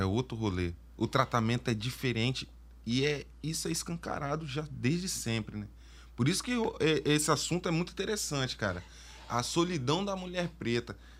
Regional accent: Vitória, Espírito Santo, Brazil; eu estudei numa escola que era dentro da UFES

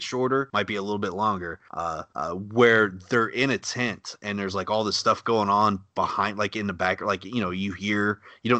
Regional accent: Texas, United States; I'm from Texas where it's always hot.

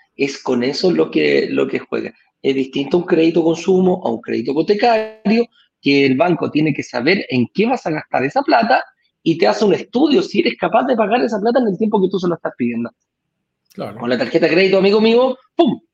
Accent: Chile

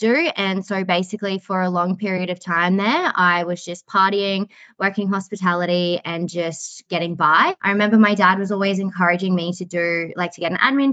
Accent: Rockhampton, Queensland, Australia; now in Brisbane, Australia; I was born in Rockhampton and I grew up in Rockhampton and I moved to Brisbane when I was 21 years old

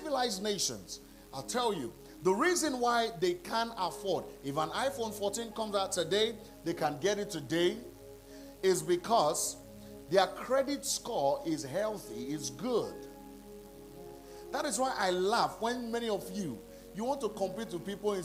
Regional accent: Nigeria; I'm from Nigeria.

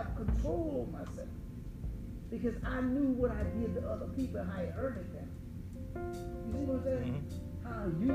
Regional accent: Jersey City, New Jersey, United States; moved away; growing up in Jersey City

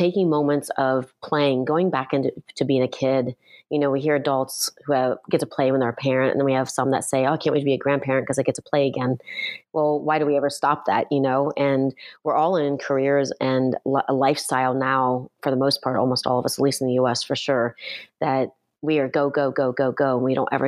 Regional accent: Ohio, United States; moved away; I grew up in Ohio

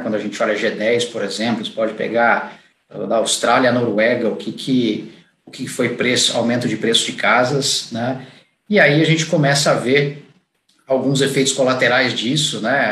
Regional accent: interior of São Paulo, Brazil; now in São Paulo, Brazil; eu sou do interior de, de São Paulo

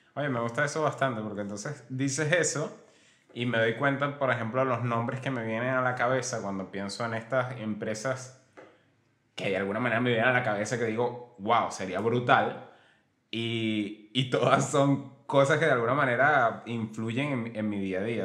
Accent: Venezuela; moved away; yo soy de, bueno, nosotros somos de Venezuela

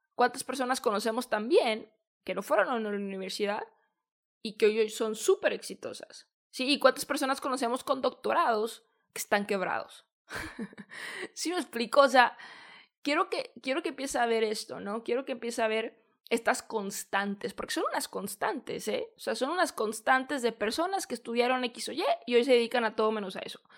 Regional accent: Mexico; also born or lived in San Diego, California, United States; Yo soy de México, estudié en San Diego, California

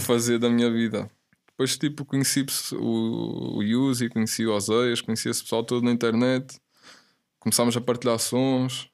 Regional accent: the north of Portugal, Portugal; now in Lisbon, Portugal; eu era puto, estava lá no norte, lá na minha zona, puto no PC

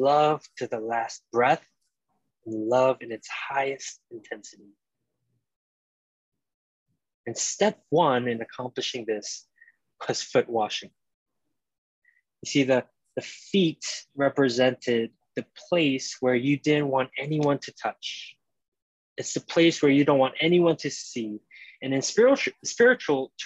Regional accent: New York City, New York, United States; as a New Yorker

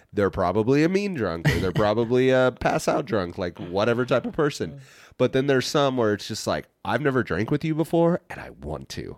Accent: Hays, Kansas, United States; moved away; my hometown, Hayes's big event of the year

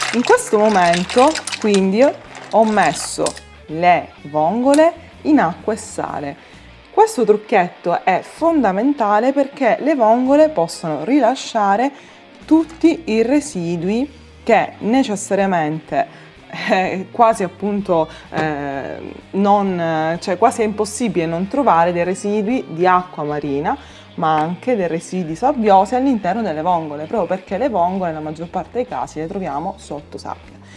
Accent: Sicily, Italy; i racconti della mia terra

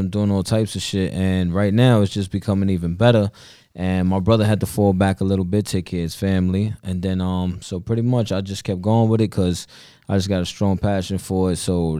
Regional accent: Bronx, New York, United States; I'm Puerto Rican

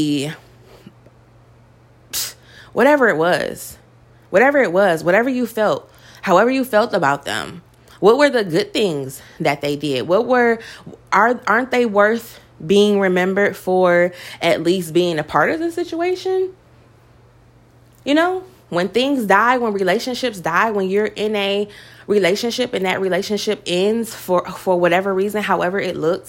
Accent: Detroit, Michigan, United States; I come from Detroit

